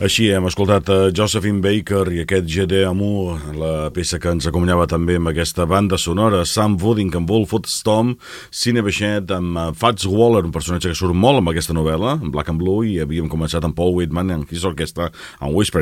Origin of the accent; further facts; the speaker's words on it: Palafrugell, Catalonia, Spain; del meu poble, de la meva vila, de Palafrugell